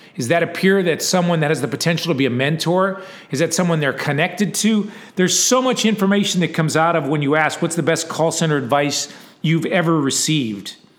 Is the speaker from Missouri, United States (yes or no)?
no; Texas, United States; I'm from Texas